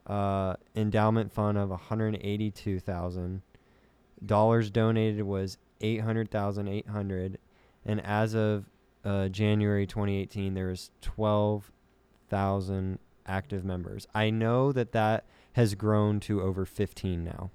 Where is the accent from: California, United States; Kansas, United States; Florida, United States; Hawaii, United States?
Kansas, United States; I'm from Kansas